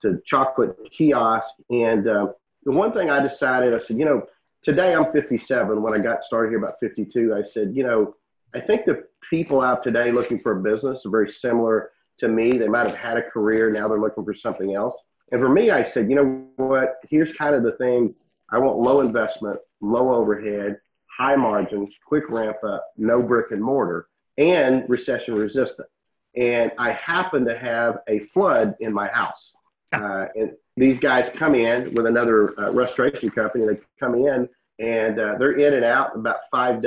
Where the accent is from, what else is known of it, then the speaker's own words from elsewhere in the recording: Waco, Texas, United States; Today's the headquarters in Waco, that's my hometown